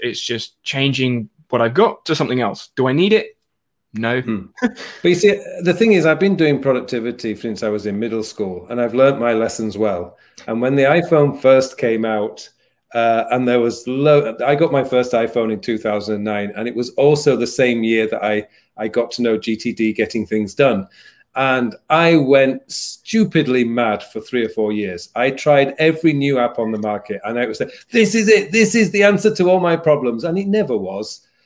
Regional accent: United Kingdom; moved away as an adult; also born or lived in Seoul, South Korea; now in South Korea; being British

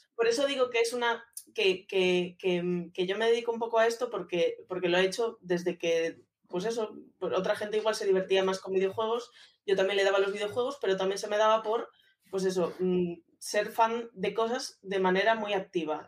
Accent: A Coruña, Galicia, Spain; moved away as an adult; now in Madrid, Spain; soy una chica de 31 años que va a cumplir 32 ya, que soy de Coruña

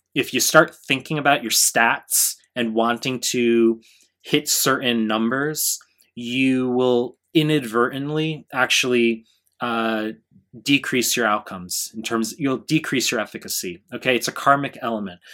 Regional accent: New York, United States; now in Japan; I'm from, I'm from New York 'cause I'm in Japan

